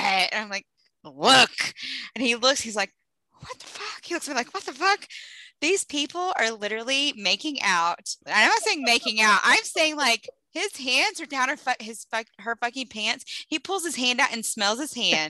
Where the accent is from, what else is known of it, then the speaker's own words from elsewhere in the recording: Texas, United States; we were raised in Texas